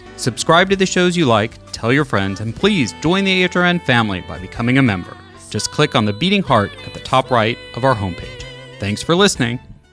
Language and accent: English; California, United States; I as a Californian natively